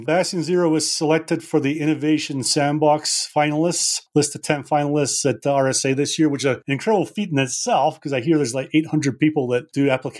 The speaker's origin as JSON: {"language": "English", "region": "Scotland", "country": "United Kingdom", "said": "So I'm from Scotland, Sharon. We're simple people."}